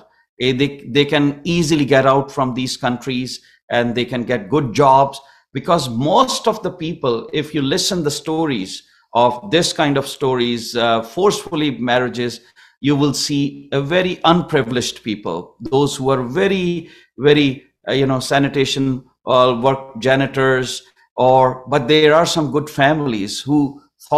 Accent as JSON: {"language": "English", "country": "Pakistan", "moved": "yes", "lives_now": "Canada"}